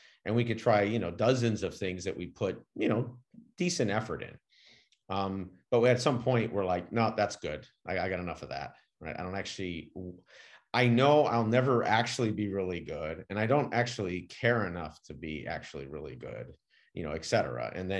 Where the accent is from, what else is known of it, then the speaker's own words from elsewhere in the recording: California, United States; I grew up with some in California